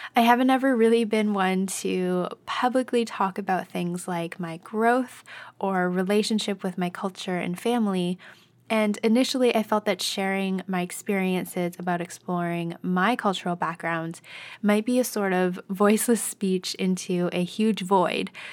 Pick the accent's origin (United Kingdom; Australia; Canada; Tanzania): Canada; I was born and raised here in Canada